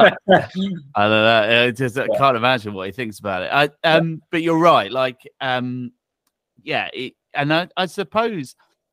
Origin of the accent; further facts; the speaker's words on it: Norfolk, East of England, United Kingdom; we're originally from Norfolk, it's an area of the country that not many people go to or are that familiar with, really.